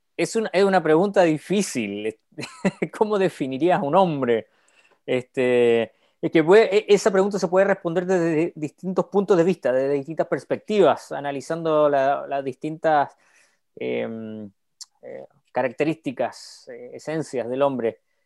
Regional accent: Chile; Soy chileno

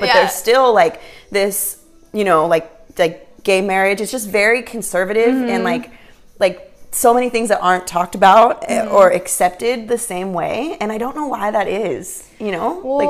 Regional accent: Brentwood, United States; now in Austin, United States; In my hometown, it's just very and I love Brentwood. I love the way that I was brought up, but it's just very one track minded.

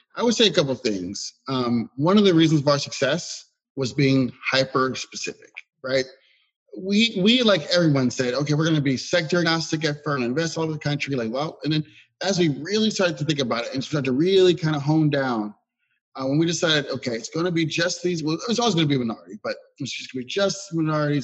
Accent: Philadelphia, Pennsylvania, United States; as a Philadelphian

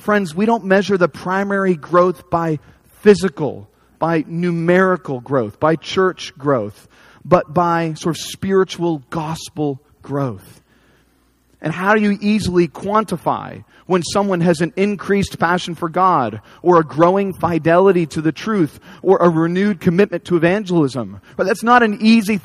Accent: United States; as American evangelicals

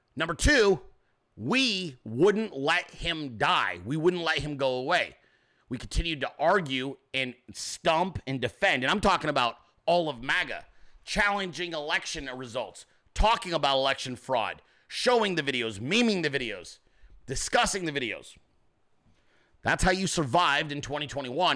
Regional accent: Arizona, United States; moved away as an adult; now in Georgia, United States; I'm from Arizona

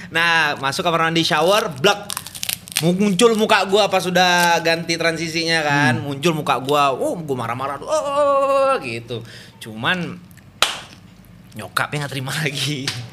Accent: Bali, Indonesia; Dulu kan sebelum bokap meninggal itu kan gua gede di Bali

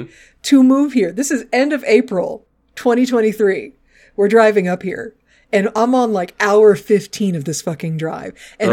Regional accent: Texas, United States; I'm just from Texas, so it seems really weird.

